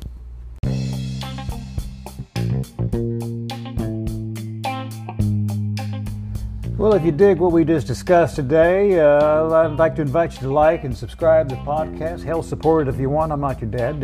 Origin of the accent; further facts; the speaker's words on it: Knoxville, Tennessee, United States; my hometown of Knoxville, Tennessee